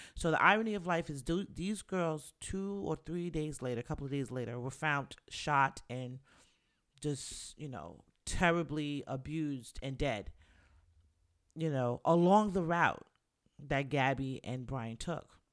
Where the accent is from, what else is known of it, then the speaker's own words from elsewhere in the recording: New York City, New York, United States; we're New Yorkers. I'm from the Bronx